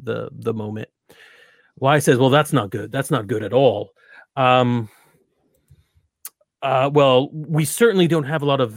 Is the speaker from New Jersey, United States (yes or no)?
yes; New Jersey, United States; I'm from New Jersey